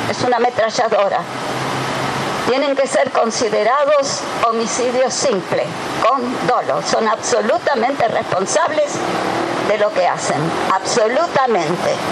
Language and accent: Spanish; Tigre, Buenos Aires Province, Argentina; Nosotros somos de Rincón de Milva, el partido de Tigre.